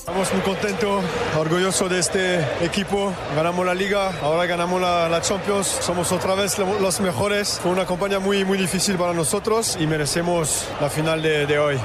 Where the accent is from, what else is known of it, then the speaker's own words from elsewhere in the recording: France; en Francia, en mi país